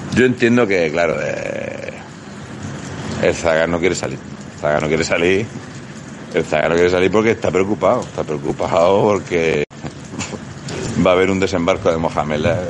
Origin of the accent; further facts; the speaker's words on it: Region of Murcia, Spain; somos gente de Murcia